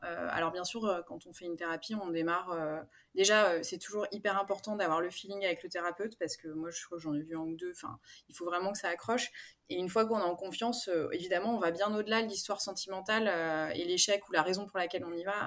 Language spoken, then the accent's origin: French; Paris, Île-de-France, France; moved away as an adult; now in Aix-en-Provence, France; je suis parisienne d'origine. J'ai emménagé à Aix-en-Provence il y a bientôt deux ans.